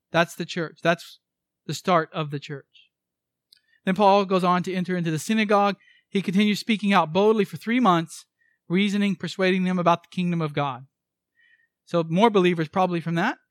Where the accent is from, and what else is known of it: United States